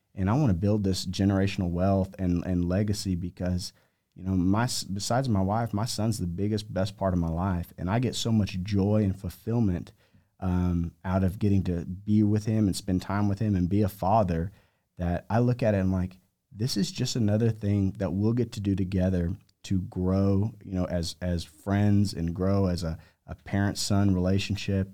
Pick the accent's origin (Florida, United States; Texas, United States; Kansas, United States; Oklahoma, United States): Texas, United States; Amarillo; moved away as an adult; also born or lived in Lubbock, Texas / Southern California / Vail, Colorado / Aspen, Colorado; I grew up in Amarillo